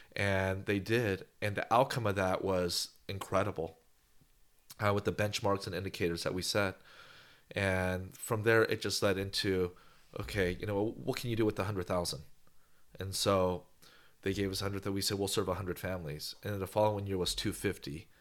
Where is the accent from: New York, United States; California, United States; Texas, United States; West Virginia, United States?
California, United States; Bay Area; moved away as an adult; also born or lived in Los Angeles; now in Bakersfield, United States; I grew up in the Bay Area, San Francisco, San Jose, Oakland, and moved to L A.